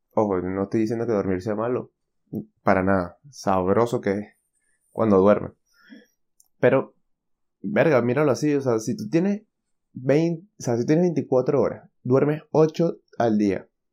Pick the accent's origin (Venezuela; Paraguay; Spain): Venezuela; moved away; soy de Venezuela